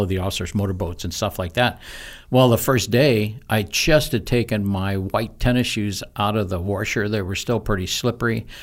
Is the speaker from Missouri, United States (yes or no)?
yes; Missouri, United States; moved away as an adult; also born or lived in St. Louis, Missouri / Imperial Beach, California; I grew up in Missouri, a farm boy. Uh, moved to the big city